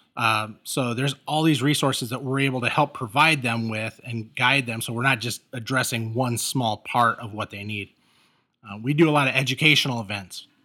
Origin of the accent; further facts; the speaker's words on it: Los Angeles, California, United States; now in Chicago area, United States; when I was growing up in L